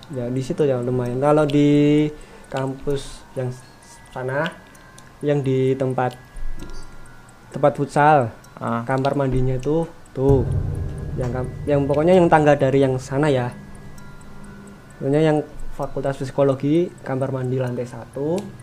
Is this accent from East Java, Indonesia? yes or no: no; Pemalang, Central Java, Indonesia; Pemalang, Jawa Tengah